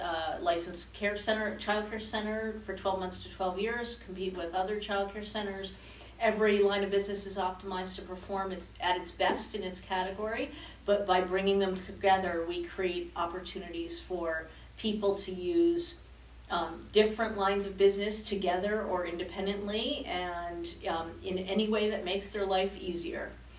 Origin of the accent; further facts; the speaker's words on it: Denver, Colorado, United States; also born or lived in New Jersey; now in Louisville, United States; No, I'm actually not originally from Louisville. I'm actually from New Jersey and from Denver, Colorado. But I am now officially a Louisville resident.